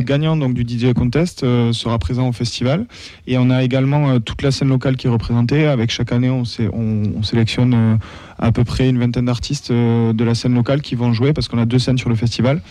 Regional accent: Toulouse, Occitania, France; je suis né à Toulouse

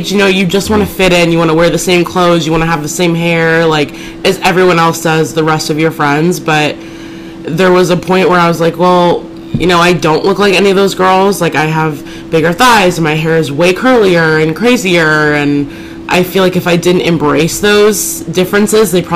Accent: Oregon City, Oregon, United States; also born or lived in Louisville, Kentucky; was adopted at such a young age that I basically just say I'm from Oregon, okay. From Portland

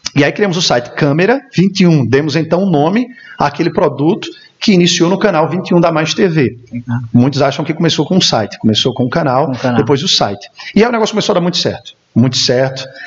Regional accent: Campina Grande, Paraíba, Brazil; sou natural de Campina Grande, filho de Campina Grande, a rainha da Borborema

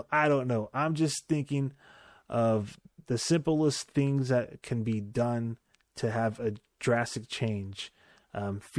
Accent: California, United States; showcase where we're from. We're from Silicon Valley.

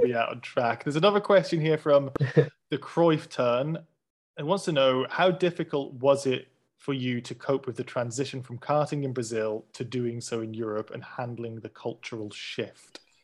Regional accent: United Kingdom; We're British, we do things very prim and proper, stiff upper lip

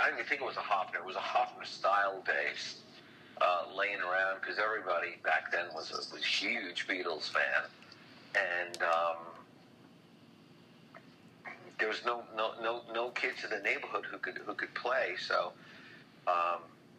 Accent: Long Island, New York, United States; also born or lived in Brooklyn / Queens; I was born in Brooklyn, and I did some growing up in Queens, and then the family all moved us out to the family moved us all out to Long Island when I was a kid

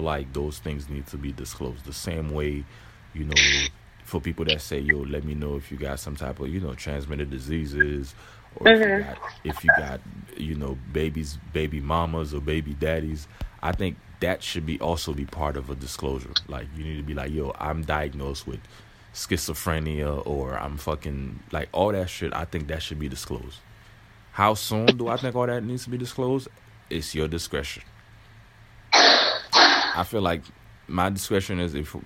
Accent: Haiti; now in United States; I was born in Haiti

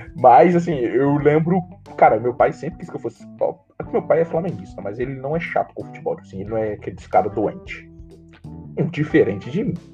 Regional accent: Guarani, Brazil; Eu sou de Guarani, Atualmente é em Guarani, por causa da quarentena

